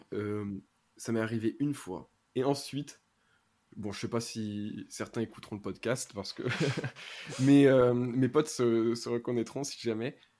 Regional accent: Ardèche, Auvergne-Rhône-Alpes, France; je viens de l'Ardèche, donc petit lycée, petit collège, tout ça

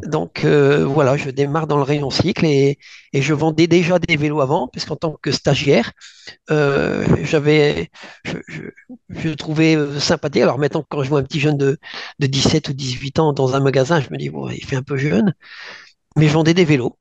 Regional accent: northern France, France; je suis originaire du nord de la France.

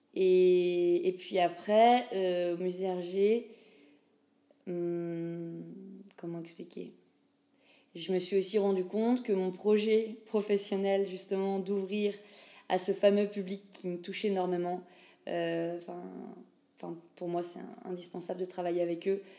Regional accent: Pont-à-Mousson, Grand Est, France; accent: French; moved away as an adult; also born or lived in Nancy / Lille / Namur; je viens de France, plus précisément de Lorraine. Et encore plus précisément, je suis musipontaine, c'est-à-dire habitante de Pont-à-Mousson

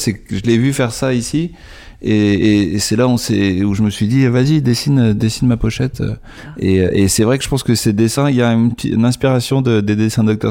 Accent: France; en tant que français

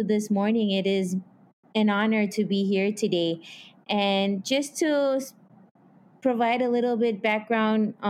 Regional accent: Marshall Islands; moved away as an adult; I was born and raised in the Marshall Islands

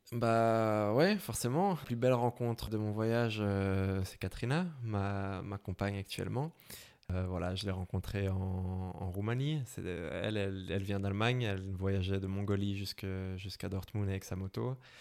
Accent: Brussels, Brussels-Capital Region, Belgium; accent: Belgian; je viens de, Bruxelles. Vous pouvez peut-être l'entendre à mon accent

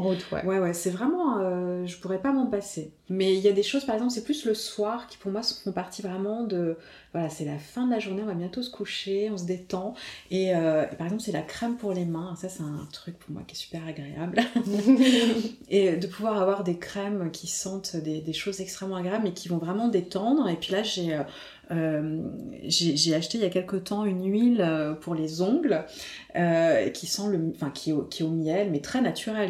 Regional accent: Paris, Île-de-France, France; Je suis une vraie parisienne, hein, une vraie parisienne qui dès qu'elle va ailleurs, à la campagne, euh, dès qu'elle voit un arbre ou une fleur, elle est en extase

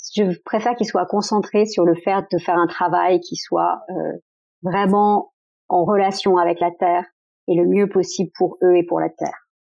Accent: France; je suis née en France

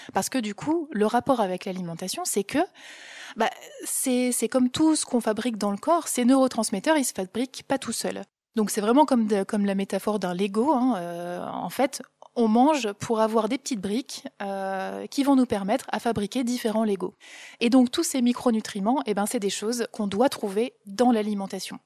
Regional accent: Ch'ti, Hauts-de-France, France; je suis une pure ch'ti

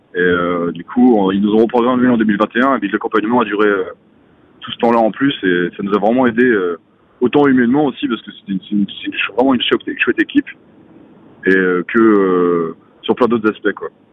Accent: Côtes-d'Armor, Brittany, France; je suis originaire des Côtes d'Armor, j'ai grandi pas si loin de, de Binic

